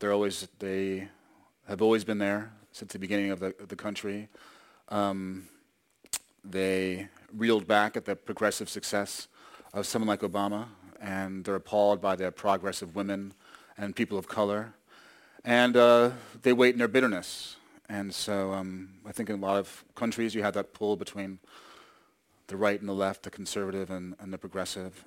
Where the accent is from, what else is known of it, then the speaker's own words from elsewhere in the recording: New York, United States; I grew up in New York